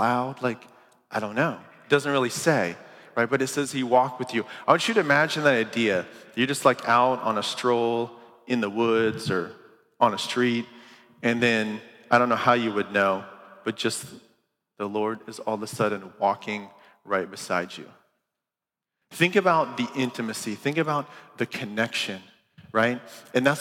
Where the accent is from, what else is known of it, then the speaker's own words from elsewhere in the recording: Green Camp, Ohio, United States; I grew up in Ohio